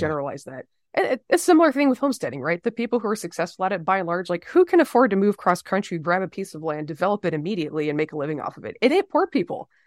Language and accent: English; the South, United States; as a Southerner who believes in civil rights